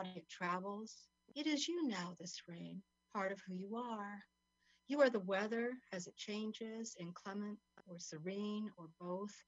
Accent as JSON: {"language": "English", "town": "Santa Fe", "region": "New Mexico", "country": "United States", "also_born_or_lived": "Essex, United Kingdom", "moved": "yes", "lives_now": "Mexico", "said": "My dad was American. I'm from Santa Fe, New Mexico."}